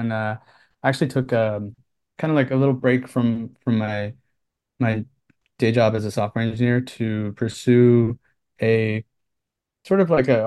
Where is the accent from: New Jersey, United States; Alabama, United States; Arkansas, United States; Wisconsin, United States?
New Jersey, United States; moved away as an adult; also born or lived in Philadelphia / Brooklyn; now in New York City, United States; I grew up in New Jersey